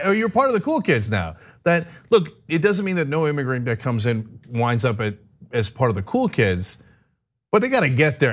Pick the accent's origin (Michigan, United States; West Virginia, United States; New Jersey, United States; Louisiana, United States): New Jersey, United States; East Brunswick; also born or lived in Turkey; I originally grew up in East Brunswick, New Jersey